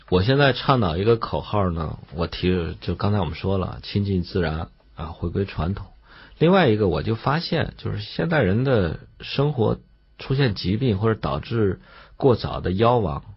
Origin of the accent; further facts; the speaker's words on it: China; 我们中国人